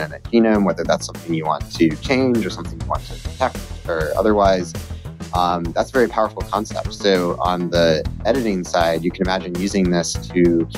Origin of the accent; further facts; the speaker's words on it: Georgia, United States; moved away as an adult; Yeah, so, well, I was originally from Georgia, although I don't have the accent.